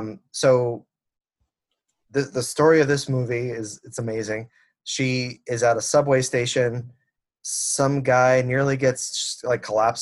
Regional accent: Miami, Florida, United States; Miami, my hometown

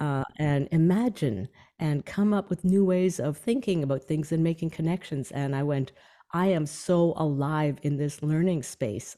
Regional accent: Canadian Prairies, Canada; my um, childhood where I grew up on the Canadian prairies

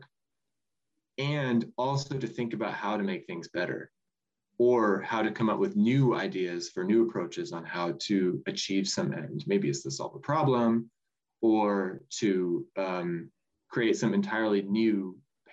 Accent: Cortland, Nebraska, United States; I'm originally from Cortland, Nebraska, which is just a tiny little town kind of in southeast Nebraska.

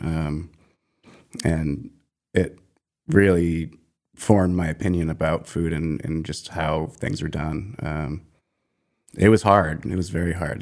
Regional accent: Maine, United States; moved away as an adult; also born or lived in Harlem, New York; I grew up in Maine and spent the first twenty-seven years of my life there.

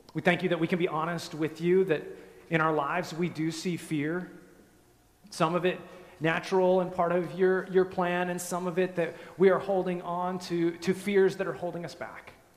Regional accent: just west of Denver, Colorado, United States; moved away; I grew up in Colorado, just west of Denver, in the mountains

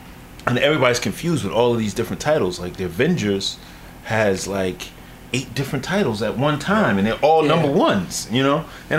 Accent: New York City, New York, United States; I'm a brother. I'm from Harlem.

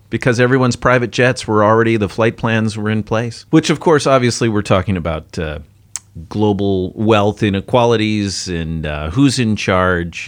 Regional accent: United States; now in Singapore; as an American

